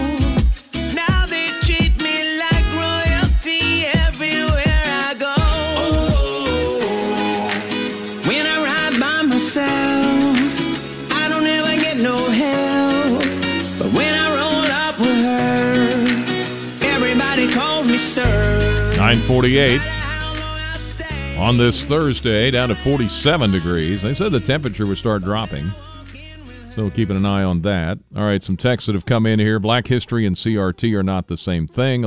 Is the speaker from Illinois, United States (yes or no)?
yes; Tolono, Illinois, United States; Tolono, my hometown